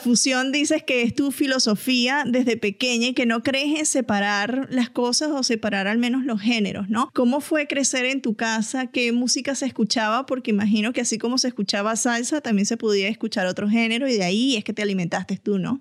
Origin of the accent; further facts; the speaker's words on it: Venezuela; yo soy caribeña, soy venezolana